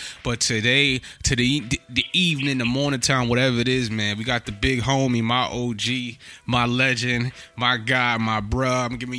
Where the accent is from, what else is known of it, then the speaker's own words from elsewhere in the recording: New York City, New York, United States; when I came to the Bronx, because I'm from Harlem